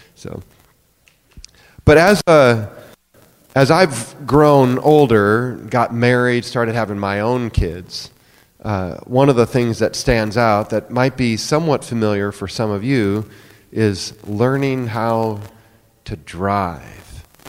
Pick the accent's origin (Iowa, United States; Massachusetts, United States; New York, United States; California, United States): Iowa, United States; near Sioux City; now in Oklahoma City, United States; I grew up in Iowa, uh, up near Sioux City on the farm